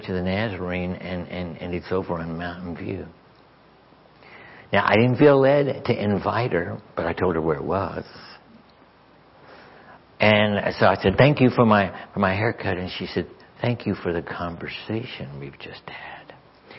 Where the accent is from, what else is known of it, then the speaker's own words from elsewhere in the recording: Arkansas, United States; I'm from Arkansas